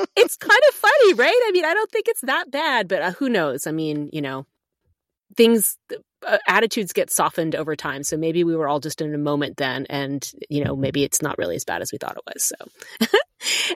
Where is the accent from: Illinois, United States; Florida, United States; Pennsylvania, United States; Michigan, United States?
Pennsylvania, United States; Newtown Square; moved away as an adult; also born or lived in Allentown / Connecticut / Chicago; most of my life was suburban Philadelphia